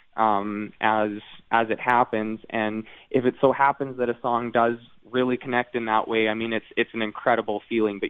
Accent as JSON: {"language": "English", "country": "Canada", "tie": "born or raised there", "said": "the Northern Lights being something that we grew up with in Canada"}